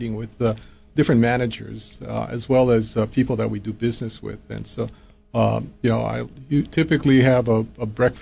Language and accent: English; Lanai, Hawaii, United States; moved away as an adult; when I was growing up in Lanai